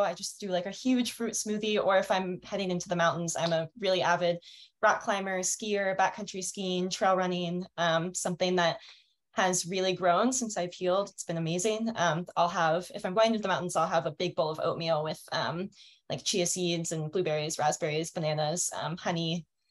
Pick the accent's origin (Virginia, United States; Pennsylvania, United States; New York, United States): Pennsylvania, United States; Fulton County; also born or lived in Denver, Colorado; now in Colorado, United States; I'm actually from Pennsylvania, from Fulton County.